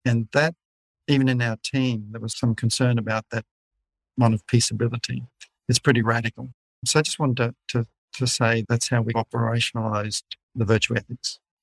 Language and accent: English; Australia; I'm from Scottish background, uh, even though I'm an Aussie, born in Australia. My fa- father was born in Glasgow.